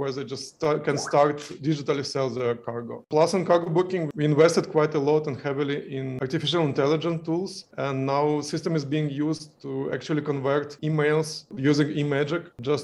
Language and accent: English; Ukraine; moved away as an adult; also born or lived in Kyiv, Ukraine; We are originally from Ukraine and I was living in Kyiv, Ukraine.